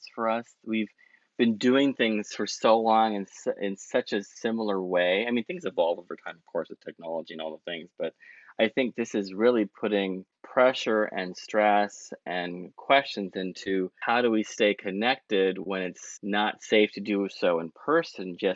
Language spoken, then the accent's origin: English; San Jose, California, United States; also born or lived in San Francisco; I'm a local Bay Area native. I was born in San Francisco and grew up in San Jose